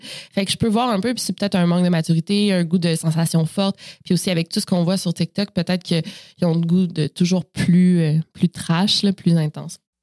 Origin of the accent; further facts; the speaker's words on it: Quebec City, Quebec, Canada; je suis née à Québec, euh, donc dans la ville de Québec en 1992 et c'est là euh, que j'ai grandi également